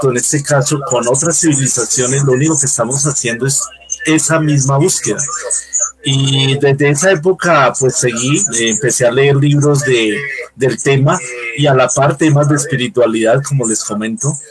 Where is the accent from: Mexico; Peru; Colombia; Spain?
Colombia; Bogotá, Bogotá Capital District; born there; pues soy ciudadano colombiano, nací en Bogotá, ya tengo ratito en este planeta